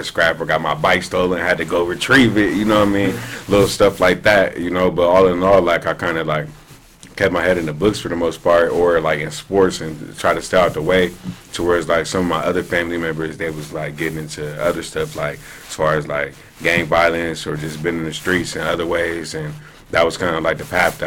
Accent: Columbus, Ohio, United States; moved away as an adult; also born or lived in Cincinnati, Ohio / Dayton, Ohio / Clemson, South Carolina; now in Bloomington, United States; I was born in Columbus, Ohio, in 1991.

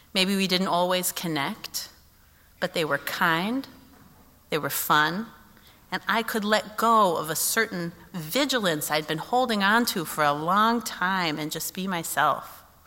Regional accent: Kansas City, United States; moved away as an adult; I had not lived in Kansas City since I was 18

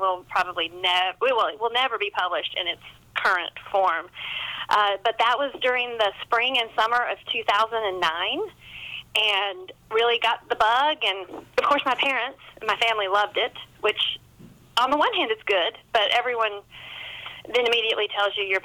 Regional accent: Hendersonville, North Carolina, United States; now in South Carolina, United States; I'm a Carolina girl. I was born in North Carolina, and I've lived in South Carolina my entire adult life

